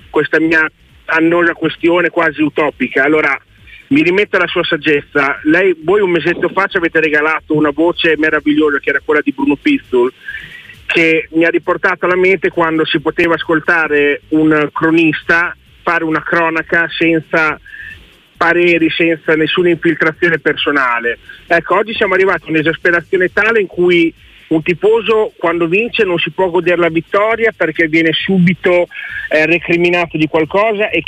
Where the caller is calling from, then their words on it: Pieve di Cento, Emilia-Romagna, Italy; Siamo di Cento. Il carnevale famoso.